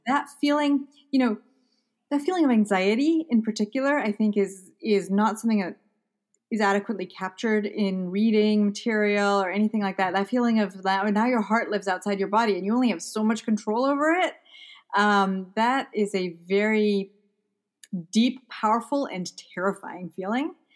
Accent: Malawi; moved away as an adult; also born or lived in England; now in United States; I grew up in Malawi in Central Africa. Uh, so I was born in England, and then I was in Malawi for my almost my entire life.

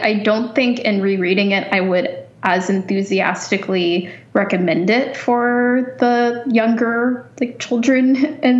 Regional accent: United States; moved away as an adult; now in Canada; as an American

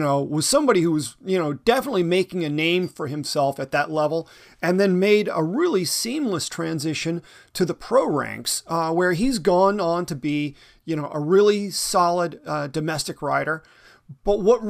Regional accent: the South, United States; moved away; also born or lived in Northampton, Massachusetts; I'm actually from the South.

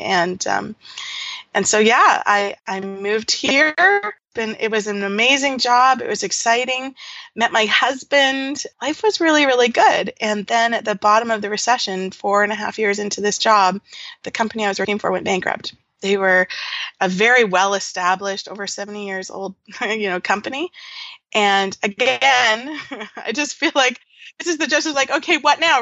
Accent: Nanaimo, British Columbia, Canada; moved away as an adult; also born or lived in Latin America / Georgia, United States; now in Ontario, Canada; I grew up on Vancouver Island in a small, well, it was a small town then called Nanaimo

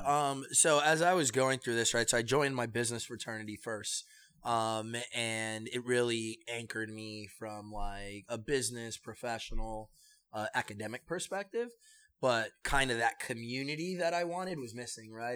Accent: New York City, New York, United States; also born or lived in Manhattan / Kissimmee, Florida; when I turned nine, we came back to New York and we came to the Bronx.

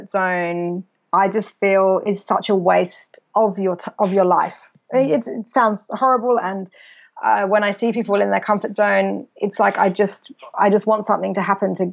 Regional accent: England, United Kingdom; England actually where I'm originally from I might still be in my hometown with all my school friends who still all live there.

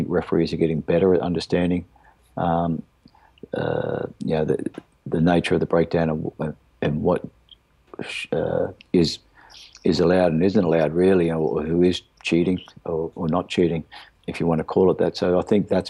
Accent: Australia; being an Aussie

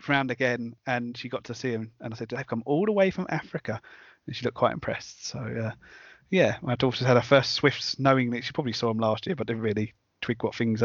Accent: Romford, London, United Kingdom; In the road I grew up in Romford

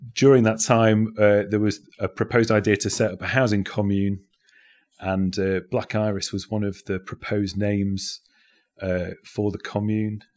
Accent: Sheffield, Yorkshire and the Humber, United Kingdom; also born or lived in Derby; now in Nottingham, United Kingdom; I grew up in Sheffield, um, before moving to Nottingham

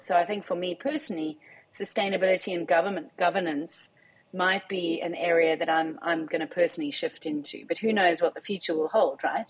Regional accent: South Africa; I am a South African

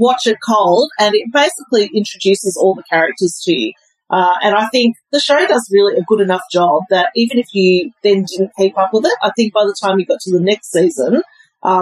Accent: Melbourne, Victoria, Australia; moved away; also born or lived in Singapore; I grew up in Melbourne, about 7 kilometres from where the track is in Albert Park

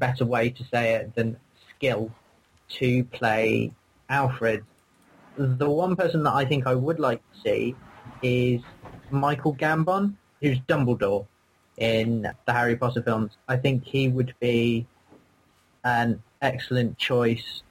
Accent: United Kingdom; I'm British.

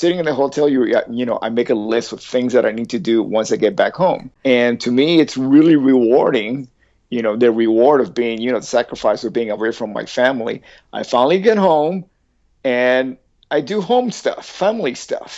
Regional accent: Havana, Cuba; moved away; I was born in Havana, and pre-revolution, pre-Castro Revolution, 1950

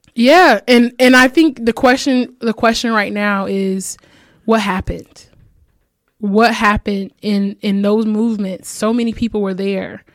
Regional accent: Fort Wayne, Indiana, United States; I'm from Fort Wayne, Indiana

